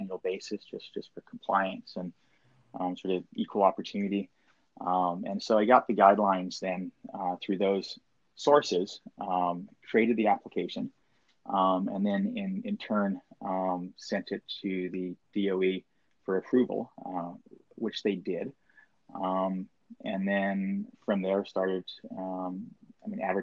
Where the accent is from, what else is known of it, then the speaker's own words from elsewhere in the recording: Maui, Hawaii, United States; also born or lived in Washington; I was raised on Maui, and having grown up on the island here